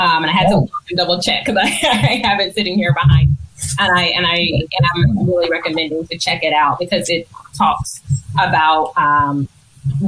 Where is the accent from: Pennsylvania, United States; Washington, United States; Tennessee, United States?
Tennessee, United States; Nashville; I'm from Nashville